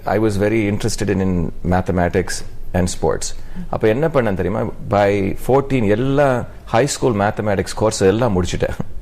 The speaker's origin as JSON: {"language": "Tamil", "town": "Rajapalayam", "region": "Tamil Nadu", "country": "India", "tie": "born or raised there", "also_born_or_lived": "Mumbai", "moved": "yes", "said": "நான் வந்து பாம்பேல தான் பிறந்தேன் but most of my time நான் வந்து ராஜபாளையம் ஒரு மௌஹூர் வில்லேஜ்ல தான் இருப்பேன் எங்க பாட்டி"}